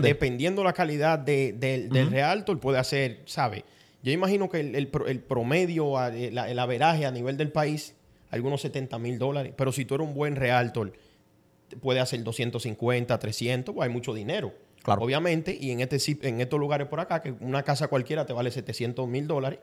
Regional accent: San Cristóbal, Dominican Republic; also born or lived in Brooklyn, New York; now in North Bergen, United States; yo me crié, yo nací en República Dominicana

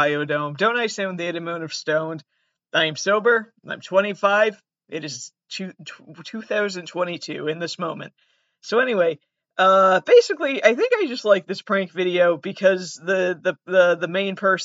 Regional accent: Massachusetts, United States; I'm actually from Massachusetts. Not Canada

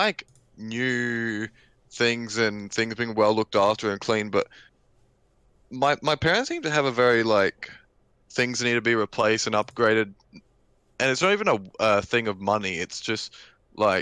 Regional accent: Australia; I was born in Australia

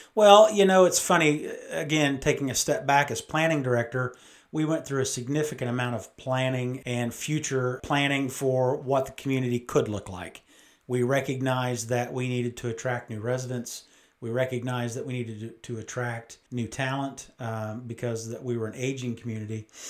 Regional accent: United States; born or raised there; also born or lived in Great Falls, Montana

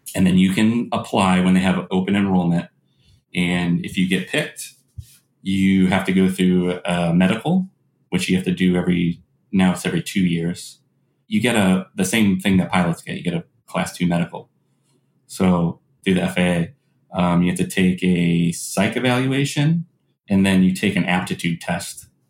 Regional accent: South Florida, United States; I grew up in South Florida

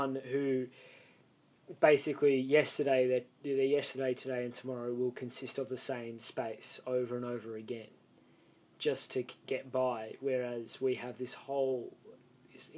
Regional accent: Melbourne, Victoria, Australia; I was born in East Melbourne

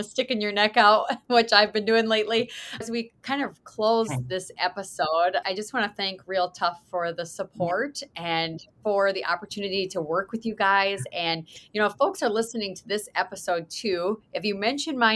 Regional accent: Mitchell, South Dakota, United States; Mitchell, South Dakota, every August, my hometown

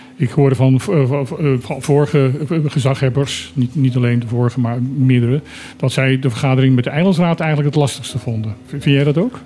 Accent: Suriname; now in Bonaire; Ik heb vroeger eh, mijn jeugd in Suriname gewoond

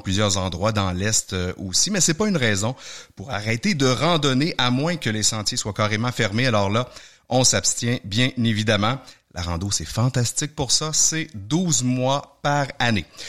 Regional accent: Quebec, Canada; chez nous au Québec

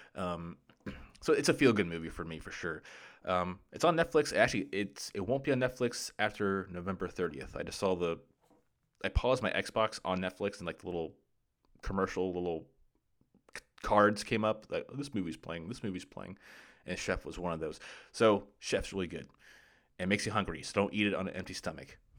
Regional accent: Jacksonville, Florida, United States; moved away as an adult; I grew up in Jacksonville, Florida

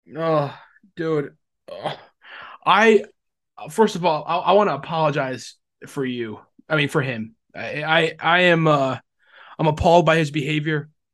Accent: Rhode Island, United States; I am from Rhode

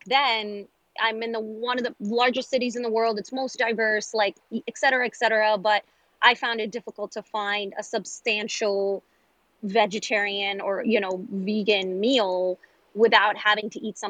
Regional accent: New York City, New York, United States; growing up in New York City

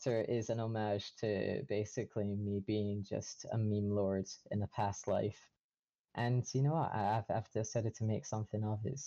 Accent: Scotland, United Kingdom; I'm from Scotland

